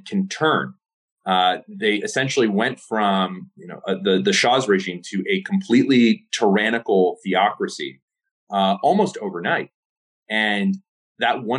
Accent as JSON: {"language": "English", "region": "California", "country": "United States", "tie": "born or raised there", "said": "I was born and raised in California."}